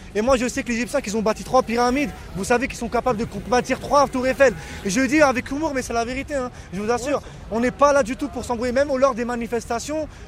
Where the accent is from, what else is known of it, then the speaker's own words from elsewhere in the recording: France; Je suis né en France, j'ai grandi en France